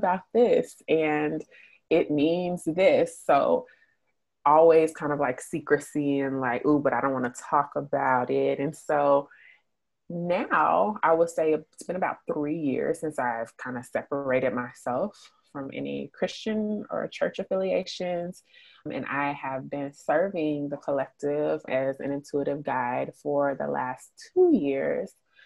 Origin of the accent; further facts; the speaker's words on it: Austin, Texas, United States; also born or lived in Tennessee; now in Atlanta, United States; I was born in Tennessee, raised in Austin, Texas.